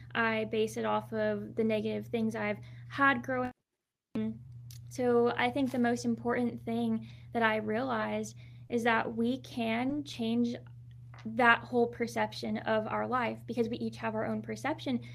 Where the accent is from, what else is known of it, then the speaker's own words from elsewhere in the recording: Southern California, United States; also born or lived in Anaheim, California; I was born in Anaheim